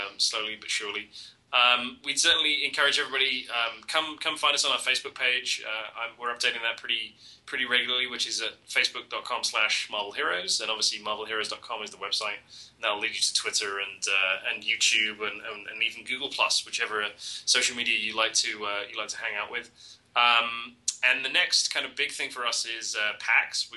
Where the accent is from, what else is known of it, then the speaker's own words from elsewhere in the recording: England, United Kingdom; accent: English; I sounded more Australian than English